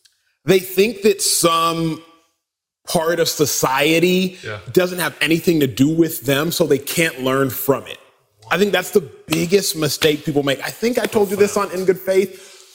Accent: United States; First generation American, start there. Wow. Parents born and raised in Nigeria. Three primary tribes in Nigeria, Igbo, Hausa, Yoruba. We are Igbo.

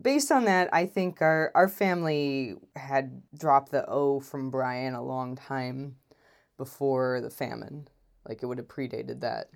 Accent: Midwest, United States; I grew up in the Midwest, and I grew up in a fairly small town in the Midwest.

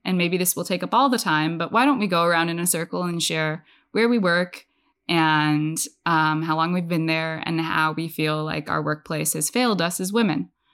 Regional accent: Bay Area, California, United States; now in Washington, D.C., United States; I'm from the Bay Area. I went to college there

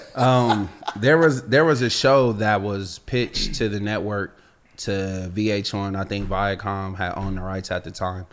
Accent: Los Angeles, California, United States; also born or lived in Virginia; I'm from Los Angeles. Like, we grew up in a melting pot

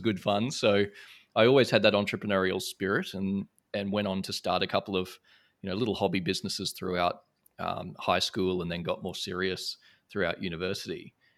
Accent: Brisbane, Queensland, Australia; moved away as an adult; now in Singapore; I grew up in Brisbane, Australia

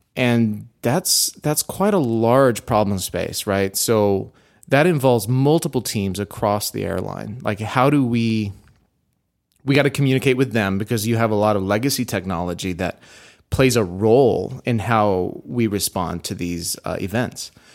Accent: Houston, Texas, United States; moved away; also born or lived in Dallas, Texas; I like to consider myself being raised in Houston

